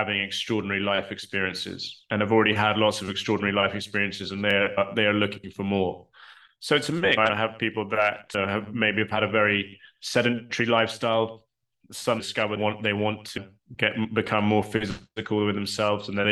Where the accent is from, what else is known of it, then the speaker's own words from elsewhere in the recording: United Kingdom; I'm British and I'm based in the UK